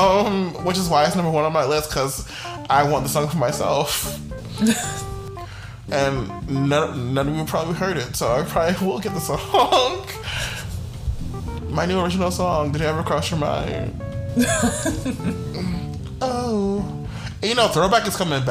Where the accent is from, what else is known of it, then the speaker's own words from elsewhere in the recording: the South, United States; as a Southerner, as one who's not a Yankee